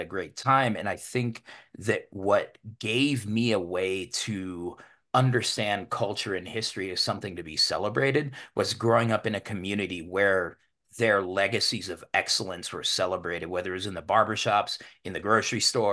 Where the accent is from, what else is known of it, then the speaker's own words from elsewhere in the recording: Denver, Colorado, United States; I grew up in Denver's historically one of the most segregated cities in the country